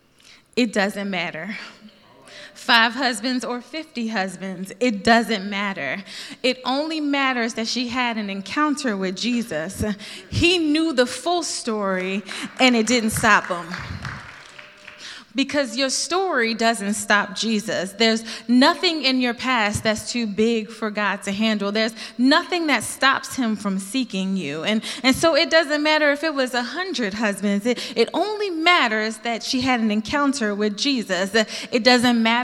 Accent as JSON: {"language": "English", "town": "Philadelphia", "region": "Pennsylvania", "country": "United States", "said": "I'm from Philly"}